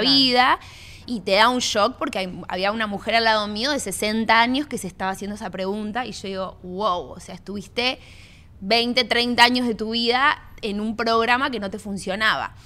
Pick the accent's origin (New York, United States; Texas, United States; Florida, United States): Florida, United States; Miami; also born or lived in Argentina; yo soy argentina, pero me crié acá en Miami.